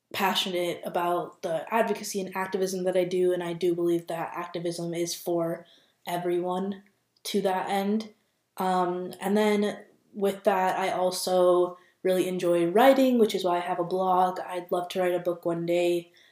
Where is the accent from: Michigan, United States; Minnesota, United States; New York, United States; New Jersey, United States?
Minnesota, United States; also born or lived in Boston; I am from Minnesota, born and raised here